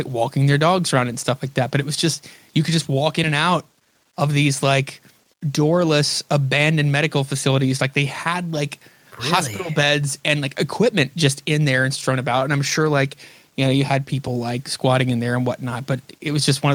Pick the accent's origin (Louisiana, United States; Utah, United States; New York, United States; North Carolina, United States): Louisiana, United States; Northwest; I grew up in North Louisiana, like Northwest Louisiana, like right near the border of Texas